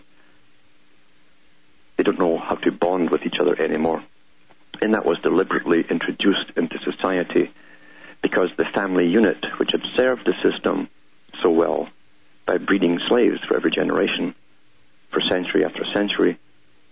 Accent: United Kingdom; I grew up in Britain knowing this system existed

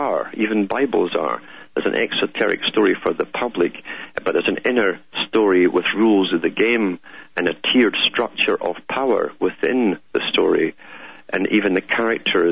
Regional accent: United Kingdom; moved away; I grew up in Britain.

